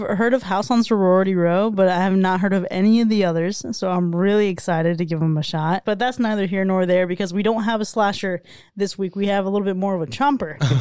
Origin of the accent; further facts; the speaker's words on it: South Florida, United States; growing up in South Florida